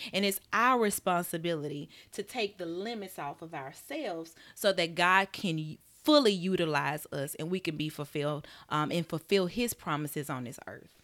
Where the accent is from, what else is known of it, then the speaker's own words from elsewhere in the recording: Birmingham, Alabama, United States; I'm from Birmingham, Alabama. Grew up in a Southern Baptist church